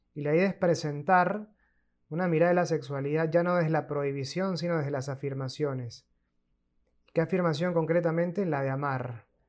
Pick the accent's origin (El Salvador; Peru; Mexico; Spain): Peru; moved away as an adult; also born or lived in Argentina; soy peruano de nacimiento